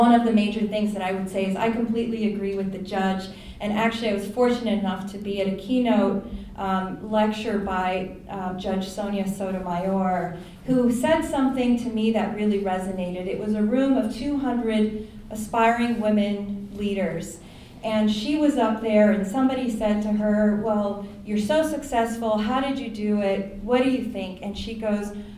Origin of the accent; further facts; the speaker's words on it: Florida, United States; moved away as an adult; also born or lived in Connecticut; I grew up in Florida